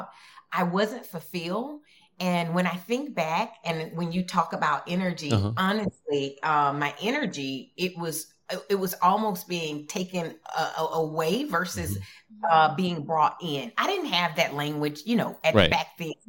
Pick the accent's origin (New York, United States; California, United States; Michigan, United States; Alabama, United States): Alabama, United States; Dothan; moved away as an adult; also born or lived in Minneapolis, Minnesota; I'm from Dothan, Alabama